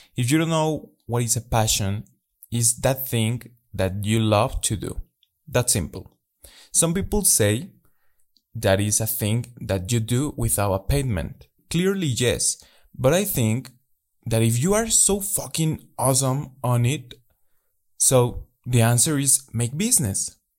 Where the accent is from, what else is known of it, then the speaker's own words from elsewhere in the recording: Mexico; English is a second language; I'm from Mexico